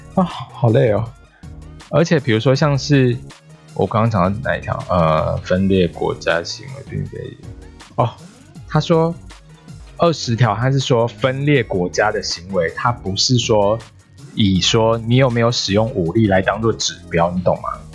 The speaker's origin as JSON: {"language": "Chinese", "country": "Taiwan", "said": "身为台湾人，中华民国人"}